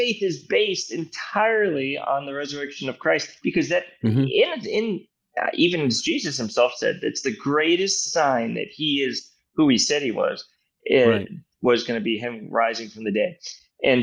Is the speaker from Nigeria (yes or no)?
no; United States; moved away as an adult; also born or lived in Australia; growing up in the United States